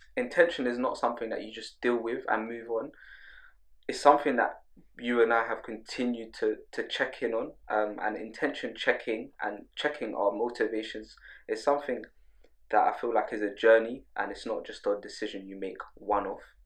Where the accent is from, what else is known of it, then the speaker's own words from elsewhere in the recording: London, United Kingdom; grow up in London.